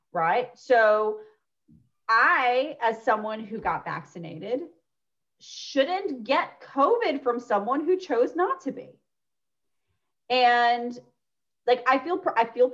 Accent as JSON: {"language": "English", "country": "United States", "tie": "born or raised there", "moved": "yes", "said": "I grew up 30 minutes outside of Yankee Stadium"}